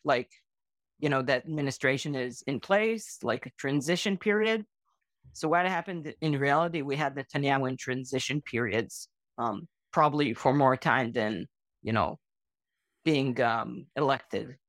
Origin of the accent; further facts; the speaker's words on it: Israel; I was born in Israel.